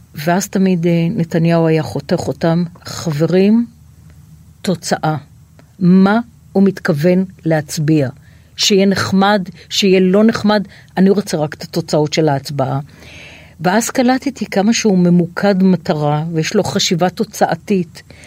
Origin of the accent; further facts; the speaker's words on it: Tel Aviv, Tel Aviv District, Israel; תל אביב, אני תל אביבית